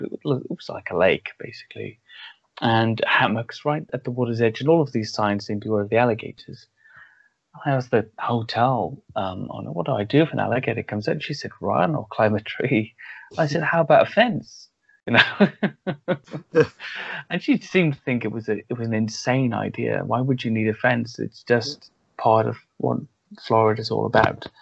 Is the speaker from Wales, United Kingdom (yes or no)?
yes; Wales, United Kingdom; I grew up in Wales